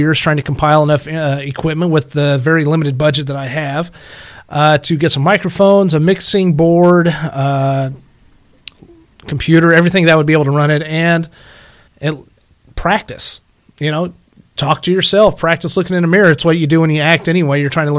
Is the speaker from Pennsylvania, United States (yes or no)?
no; Illinois, United States; accent: southern; I'm originally from Illinois, and I'm sure you can't quite tell that because I'm starting to have a really big southern redneck accent, which I'm completely okay with.